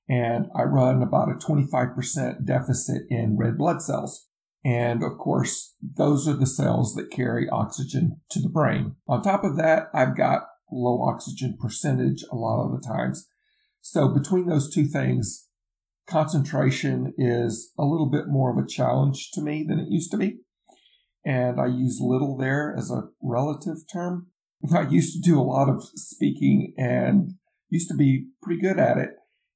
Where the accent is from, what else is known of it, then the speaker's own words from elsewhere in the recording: the South, United States; accent: southern; I'm from the South. I'm in the Bible Belt. I'm outside of the Atlanta area